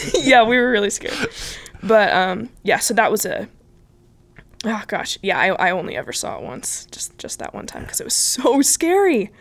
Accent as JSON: {"language": "English", "area": "Bay Area", "region": "California", "country": "United States", "moved": "as an adult", "said": "I'm originally from California. Um, I moved from the Bay Area about four years ago"}